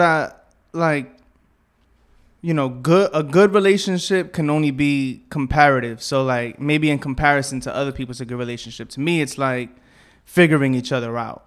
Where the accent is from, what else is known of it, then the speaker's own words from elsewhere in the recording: New York City, New York, United States; I grew up around here, you know what I'm saying? Like Bushwick, Southside, and then Bed Stuy